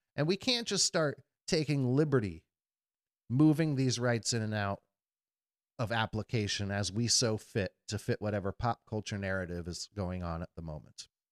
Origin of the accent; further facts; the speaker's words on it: United States; as an American and a patriot